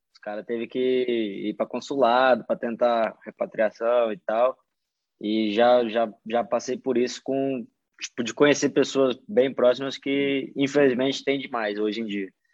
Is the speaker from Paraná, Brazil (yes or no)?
no; Morro Agudo, São Paulo, Brazil; moved away; eu sou de uma cidade do interior de São Paulo, chama Morro Agudo, minha cidade. É uma cidade bem pequena, é ali perto de Ribeirão Preto